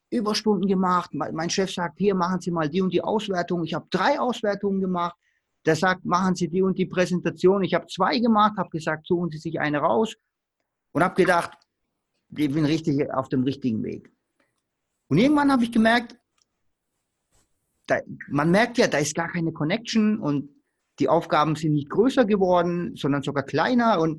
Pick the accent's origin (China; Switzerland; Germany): Germany; Baden-Württemberg; Äh, ich komme hier aus dem Stuttgarter Raum und ich wollte unbedingt beim Porsche arbeiten.